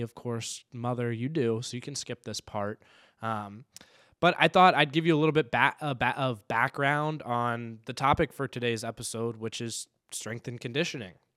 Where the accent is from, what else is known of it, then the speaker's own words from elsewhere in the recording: Raleigh, North Carolina, United States; now in Saint Paul, United States; growing up in Raleigh, North Carolina